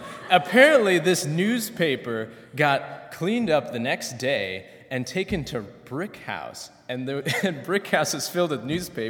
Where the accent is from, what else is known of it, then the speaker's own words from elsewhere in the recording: Minneapolis, Minnesota, United States; moved away as an adult; now in Goshen, United States; I come from Minneapolis, Minnesota. Minneapolis alone has 330,000 people. I went to a high school with 2,000 people, and so it was really strange coming to Goshen, you know, of all places. It's a small town in Indiana.